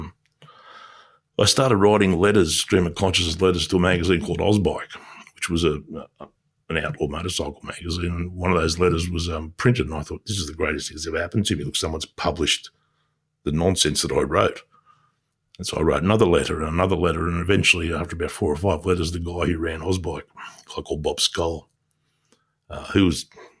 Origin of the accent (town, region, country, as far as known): Australia; born or raised there; English is a second language